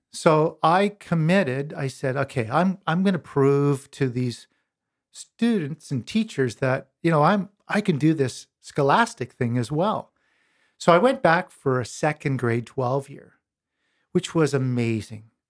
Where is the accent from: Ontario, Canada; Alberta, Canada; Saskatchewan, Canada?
Alberta, Canada; Pincher Creek; Born and raised in Pincher Creek, Alberta, on a farm, on a grain farm and cattle farm